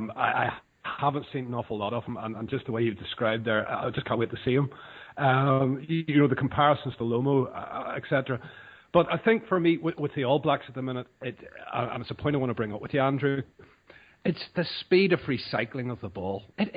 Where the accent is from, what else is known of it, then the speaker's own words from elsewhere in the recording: Ireland; just being Irish